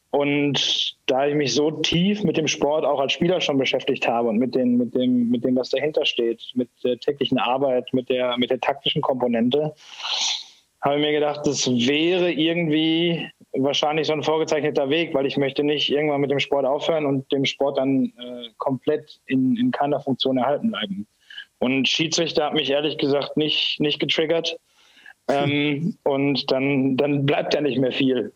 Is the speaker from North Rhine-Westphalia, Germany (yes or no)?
yes; Essen, North Rhine-Westphalia, Germany; moved away as an adult; now in Ingolstadt, Germany; man hört es ja sicherlich, dass ich kein, kein Bayer bin. Ähm, ich bin gebürtiger Essener, ähm, habe da mit drei Jahren mit dem Eishockeyspielen angefangen, war da im Nachwuchs